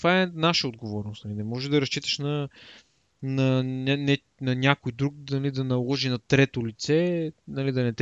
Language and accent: Bulgarian; Bulgaria; ние сме българи.